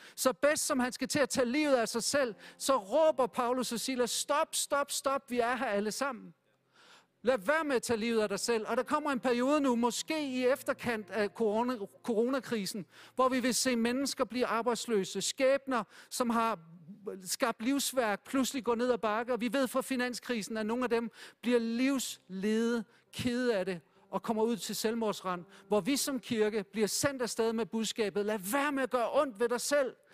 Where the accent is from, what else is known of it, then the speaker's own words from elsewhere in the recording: Denmark; Jeg synes som dansker, det har været okay